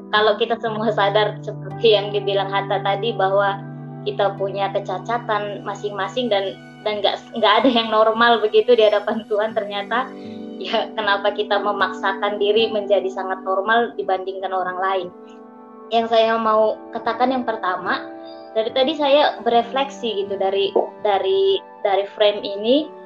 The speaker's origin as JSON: {"language": "Indonesian", "town": "Medan", "region": "North Sumatra", "country": "Indonesia", "moved": "yes", "lives_now": "Jakarta, Indonesia", "said": "Salam kenal saya juga asal Medan, sedang merantau di Jakarta."}